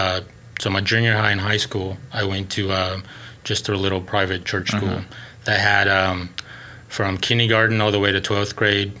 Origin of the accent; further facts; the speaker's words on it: Oklahoma, United States; also born or lived in Celaya, Guanajuato, Mexico; He brought me up here when I was pretty much nine. And then, but I just, you know, I've been here pretty much ever since